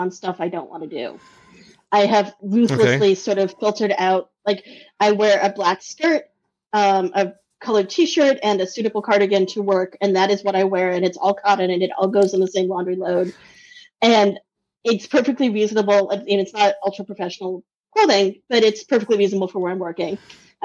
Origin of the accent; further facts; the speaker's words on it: Boston, Massachusetts, United States; moved away as an adult; also born or lived in Minnesota / Maine; I grew up in the Boston area, lived in Minnesota for 12 years and Maine for 4 years